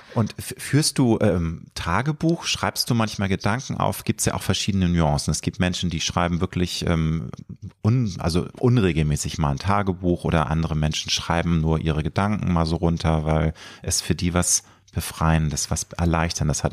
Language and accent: German; Hamburg, Germany; weil ich bin ja ein Hamburger ähm, nicht waschecht